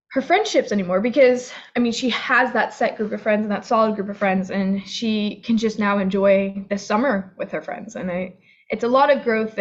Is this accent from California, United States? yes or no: no; Florida, United States; I grew up in Florida